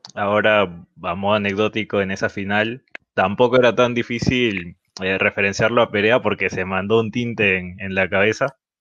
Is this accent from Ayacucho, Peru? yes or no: no; Trujillo, La Libertad, Peru; nosotros somos de Trujillo